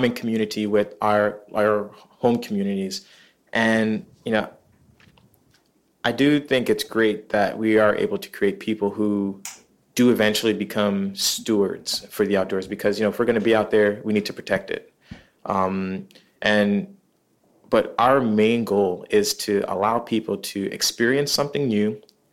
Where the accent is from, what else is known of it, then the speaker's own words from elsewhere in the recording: New York City, New York, United States; growing up in Queens is very diverse